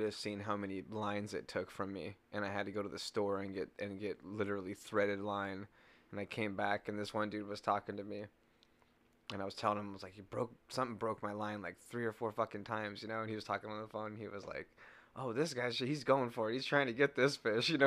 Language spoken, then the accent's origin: English; California, United States; now in Wisconsin, United States; I was from California, you know? I'm a fresh California kid